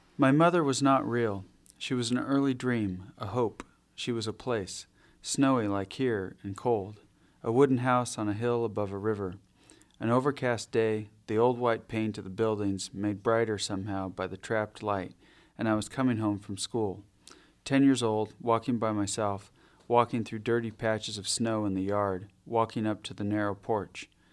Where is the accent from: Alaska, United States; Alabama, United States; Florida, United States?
Alaska, United States; Ketchikan; also born or lived in Adak Island, Alaska; spent my early childhood in Ketchikan in southeast Alaska